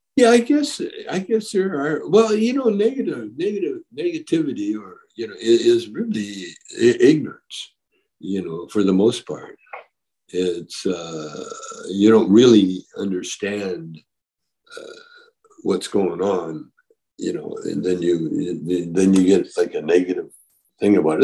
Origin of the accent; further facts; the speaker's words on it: Calgary, Alberta, Canada; also born or lived in Edmonton, Alberta, Canada; now in Vancouver, Canada; I grew up kind of in Calgary, Alberta, Canada